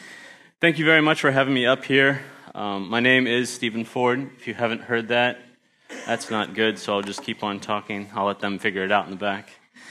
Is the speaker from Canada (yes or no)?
no; Australia; also born or lived in United States; And so I grew up in Australia and went back to the States, lost my accent, unfortunately, and then was able to come back here and teach at the Christian school for 2 years.